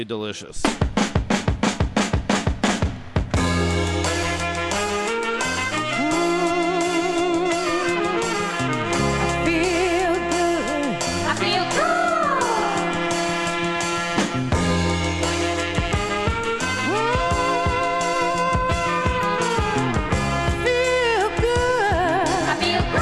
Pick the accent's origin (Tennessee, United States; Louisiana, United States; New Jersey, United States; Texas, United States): Texas, United States; Humble; I grew up in Humble.